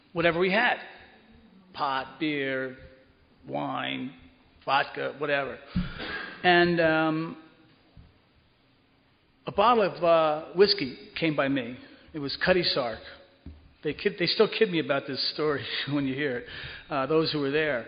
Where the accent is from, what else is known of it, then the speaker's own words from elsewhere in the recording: Cedar Grove, New Jersey, United States; moved away; I grew up in Cedar Grove, right over the hill